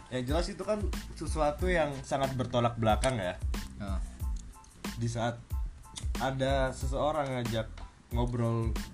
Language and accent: Indonesian; Kalimantan, Indonesia; moved away; also born or lived in Yogyakarta; gue aslinya Kalimantan cuman kelamaan di Jogja